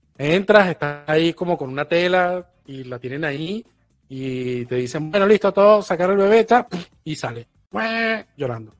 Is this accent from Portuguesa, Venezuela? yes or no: yes; Portuguesa, Venezuela; now in Argentina; soy de portuguesa